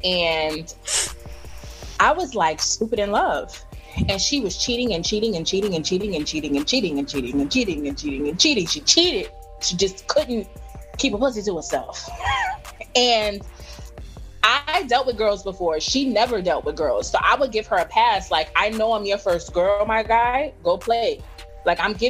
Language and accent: English; New York City, New York, United States; also born or lived in Bronx; I'm from the Bronx, but I'm from Brooklyn